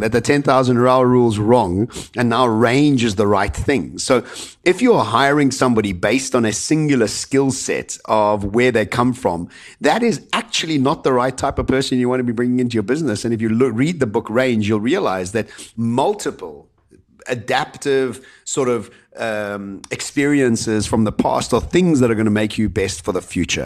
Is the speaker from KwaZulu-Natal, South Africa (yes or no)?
no; Cape Town, Western Cape, South Africa; moved away as an adult; also born or lived in Johannesburg, South Africa; now in Dubai, United Arab Emirates; I come from Cape Town